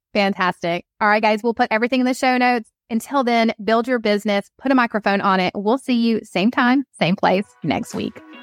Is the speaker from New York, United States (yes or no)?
no; Atlanta, Georgia, United States; I'm from Atlanta